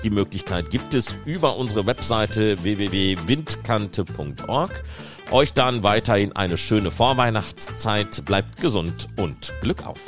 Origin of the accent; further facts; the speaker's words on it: Ruhr area, North Rhine-Westphalia, Germany; ich bin ja selber aus dem Ruhrgebiet